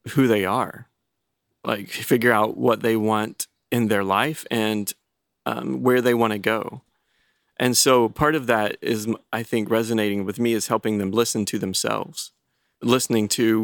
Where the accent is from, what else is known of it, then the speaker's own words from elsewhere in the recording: Star, North Carolina, United States; I grew up in the Methodist church, very small town in Starr, North Carolina.